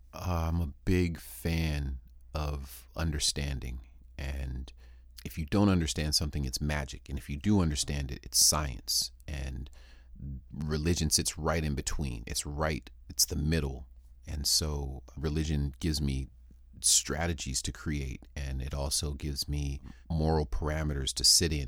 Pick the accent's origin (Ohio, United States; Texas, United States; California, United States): California, United States; San Diego; also born or lived in Würzburg, Germany; I'm from Würzburg, Germany, in birth, but I grew up here on the West Coast, San Diego, California primarily.